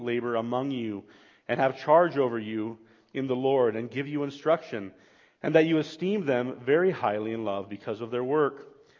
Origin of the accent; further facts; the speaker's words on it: Bolivia; Personal space didn't exist when I grew up in Bolivia.